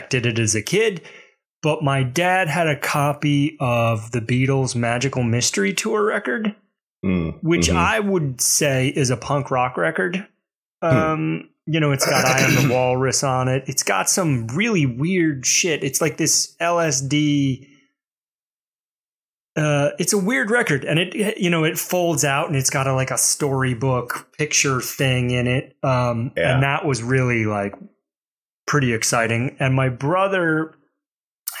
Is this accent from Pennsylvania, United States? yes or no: no; Mobile, Alabama, United States; I grew up in Alabama